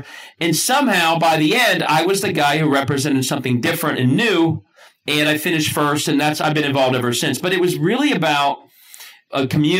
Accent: Cincinnati, Ohio, United States; Because all I did in law school was apparently annoy people about my hometown of Cincinnati. A very Ohio proud guy. And I am annoying about Cincinnati.

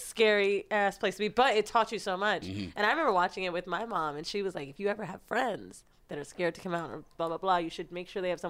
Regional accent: San Francisco, California, United States; I was born in San Fran.

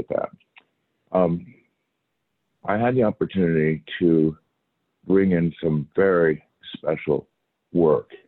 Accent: Long Island, New York, United States; also born or lived in Arizona; we came in from Long Island, where I grew up

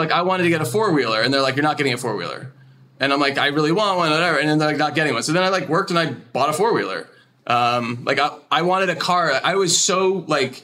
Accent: New Jersey, United States; I grew up in like kind of horse country in New Jersey

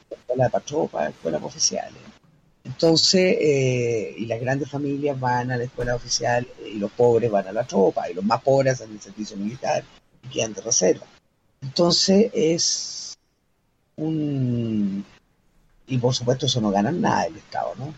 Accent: Chile; soy bien chilena

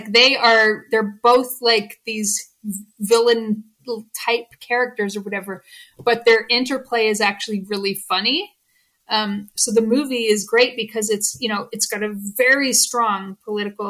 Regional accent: Canada; I'm Canadian

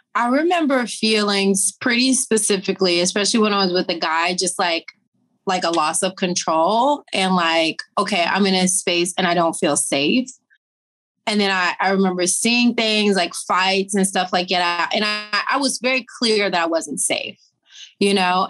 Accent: Tennessee, United States; I'm from Tennessee. So I'm a Southern girl.

